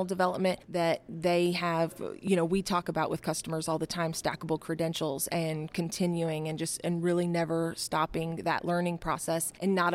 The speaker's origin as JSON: {"language": "English", "town": "Garden Grove", "region": "California", "country": "United States", "tie": "born or raised there", "moved": "yes", "said": "this happens to be my hometown. So where I was born and raised or in the vicinity."}